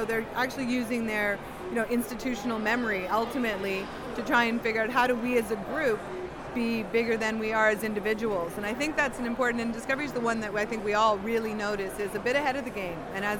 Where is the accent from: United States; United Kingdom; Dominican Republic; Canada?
Canada; for us as Canadian, I mean, they're available in Canada, but it's a very different business model.